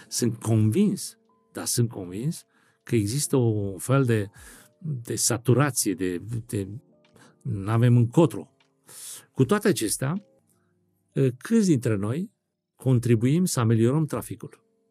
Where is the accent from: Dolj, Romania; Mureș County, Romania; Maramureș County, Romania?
Dolj, Romania; Craiova; moved away as an adult; now in France; sunt din Craiova